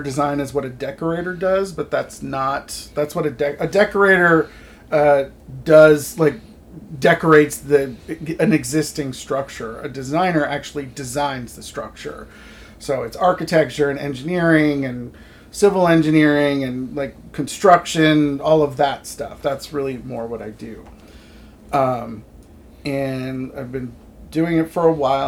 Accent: Massachusetts, United States; moved away as an adult; also born or lived in Los Angeles / United Kingdom / San Francisco / Palm Springs; now in Pacific Northwest, United States; I was born in Massachusetts, where I lived until I was 18

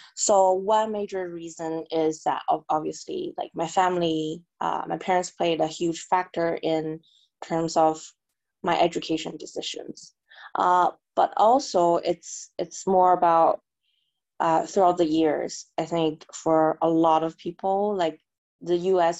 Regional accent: Canada; moved away as an adult; also born or lived in China / New York, United States; I was born in China, and my family immigrated to Canada when I was about 10. So basically, I grew up in Canada.

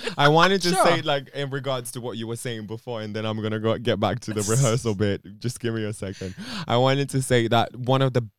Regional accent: Romania; English is a second language; now in United Kingdom; I'm from Romania.

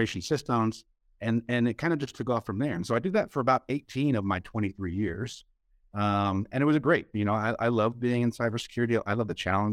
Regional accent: New York, United States; moved away as an adult; I grew up in New York, born and raised in New York. Lived there until I joined the Air Force when I was 21

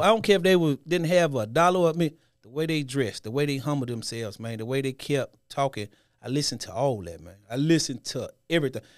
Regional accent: Memphis, Tennessee, United States; I'm a kid from the hood. Born and raised in Memphis, nine oh one

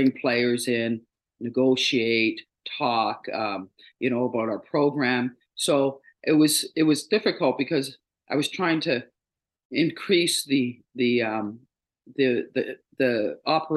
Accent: Toronto, Ontario, Canada; I'm a true Torontonian. I was born and raised in Toronto.

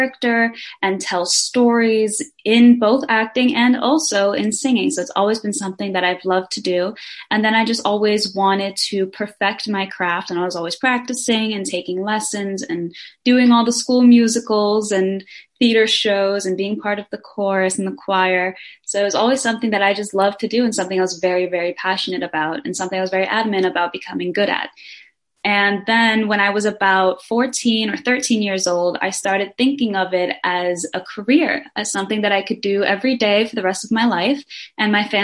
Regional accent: Denmark; born or raised there

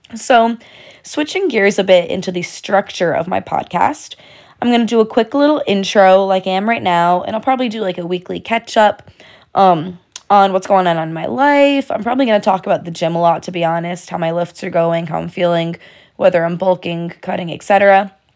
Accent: Connecticut, United States; I'm from Connecticut, so I do go to the University of Connecticut

